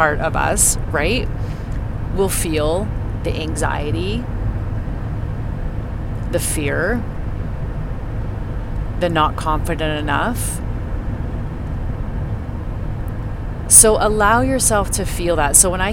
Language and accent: English; Canada; I grew up in Canada